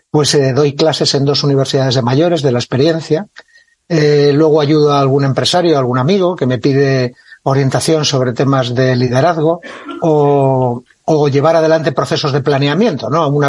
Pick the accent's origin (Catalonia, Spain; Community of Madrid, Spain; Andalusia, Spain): Catalonia, Spain; Lleida; also born or lived in Figueres; tengo 64 años, nací en Figueras, en Gerona, eh, hijo de militar, que estaba en aquella época destinado. Mi infancia y adolescencia, pues entre Figueras muy poquito tiempo y luego en Lleida, en la que estuve hasta los 16 años.